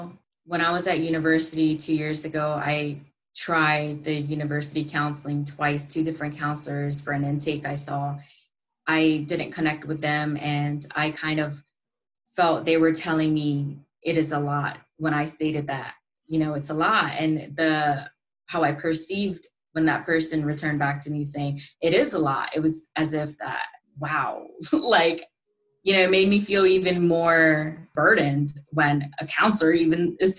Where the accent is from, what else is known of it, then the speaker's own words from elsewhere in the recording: India; born there; because I was born in India originally.